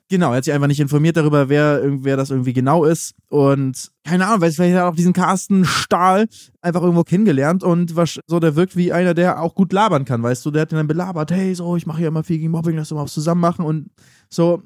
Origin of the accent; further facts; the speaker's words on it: Northern Germany, Germany; Kommen wir auch aus Norddeutschland